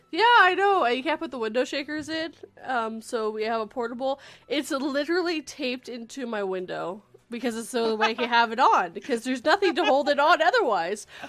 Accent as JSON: {"language": "English", "town": "Vancouver", "region": "British Columbia", "country": "Canada", "moved": "yes", "said": "I'm originally from the West Coast, the Vancouver area"}